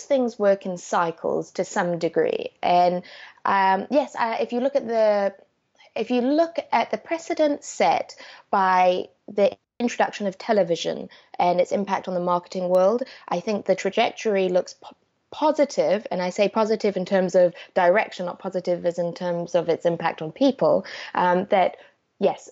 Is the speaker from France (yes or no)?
no; South Africa; I grew up in South Africa